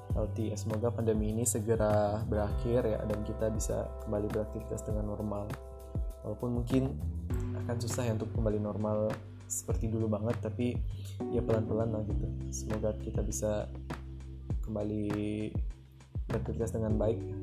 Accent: Lubuk Basung, West Sumatra, Indonesia; accent: Minang; moved away as an adult; also born or lived in Jakarta; now in Depok, Indonesia; setelah saya ngerantau dari, dari kampung ya, dari Sumatera Barat, saya pun juga di Sumatera Baratnya bukan di Kota Padang gitu. Eh, nama daerah saya, Bubuk Basung

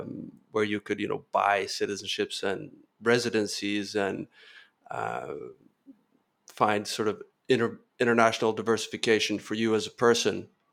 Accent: Norway; moved away as an adult; also born or lived in Spain / France / Kenya / California; born and raised in Norway

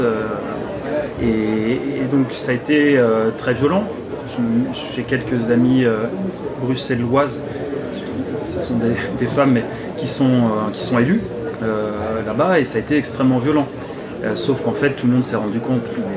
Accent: Nantes, Pays de la Loire, France; j'ai 38 ans, je suis nantais

